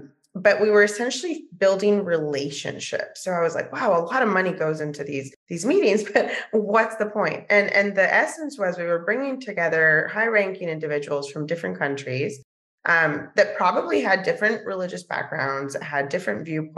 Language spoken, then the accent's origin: English; Mexico; And hopefully we'll be bringing programmings to the States and to Mexico, my home country, in the future.